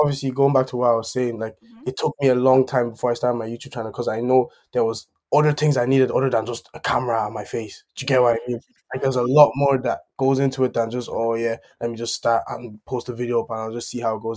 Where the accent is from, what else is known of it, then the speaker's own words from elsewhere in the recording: Ireland; also born or lived in Germany; obviously I I live in Ireland, so I grew up kind of in Ireland, but I was like I was born in Germany and moved to Ireland after like eight years or something like that.